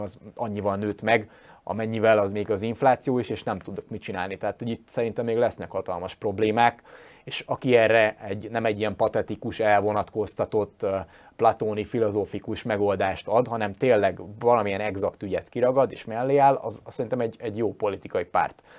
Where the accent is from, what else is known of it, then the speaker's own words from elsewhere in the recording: Győr, Győr-Moson-Sopron, Hungary; én győri vagyok